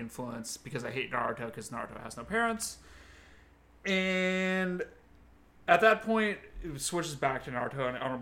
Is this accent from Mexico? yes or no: no; Los Angeles, California, United States; Tim and I, we grew up in Los Angeles